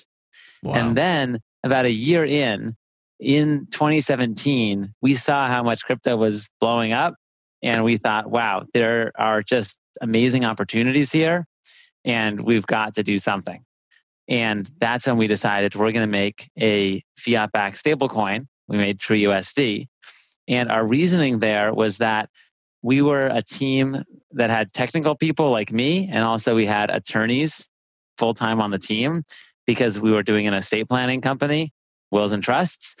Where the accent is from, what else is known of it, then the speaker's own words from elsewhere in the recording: San Diego, California, United States; also born or lived in Stanford; So I grew up here in San Diego, which is where I'm calling from